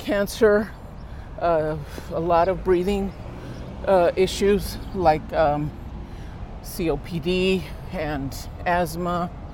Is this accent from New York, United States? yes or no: no; Los Angeles, California, United States; I've seen it be built. I've lived here my whole life